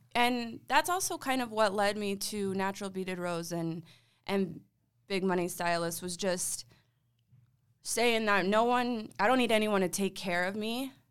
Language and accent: English; Gilbert, Arizona, United States; growing up in Gilbert